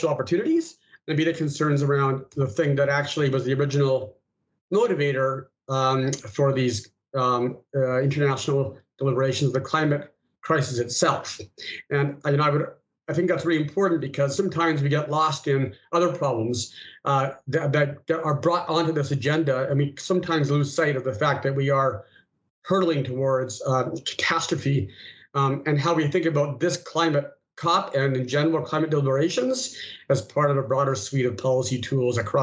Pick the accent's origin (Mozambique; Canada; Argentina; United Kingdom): Canada; moved away as an adult; also born or lived in United States; now in Singapore; I'm a Canadian who spent many years in the United States, and now I'm 3 years in Singapore.